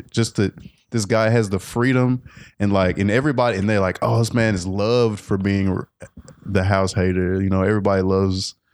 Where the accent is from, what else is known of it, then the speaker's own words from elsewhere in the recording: Memphis, Tennessee, United States; because, you know, I'm from Memphis, I'm from the South